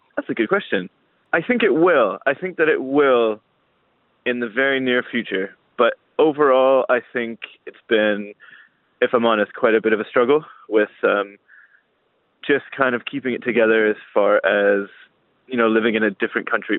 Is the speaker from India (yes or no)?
no; Welland, Ontario, Canada; also born or lived in St. Catharines; Welland, Ontario is my hometown